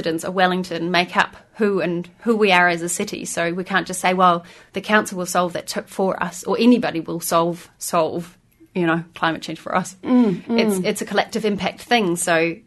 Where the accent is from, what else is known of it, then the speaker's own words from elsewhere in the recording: Berlin, Germany; now in New Zealand; But I'm from Berlin originally